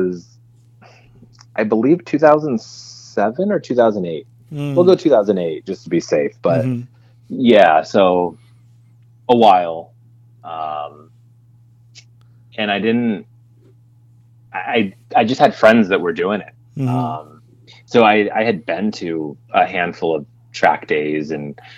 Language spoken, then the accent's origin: English; Lancaster, California, United States; I grew up in Lancaster, California, which, if you don't know, is about 20 minutes away from Willow Springs